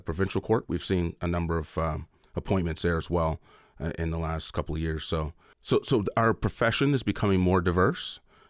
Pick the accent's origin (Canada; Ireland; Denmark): Canada; Lochiel, Nova Scotia; So I'm from the African Nova Scotian community in Lochiel, Nova Scotia, which is in the Annapolis Valley.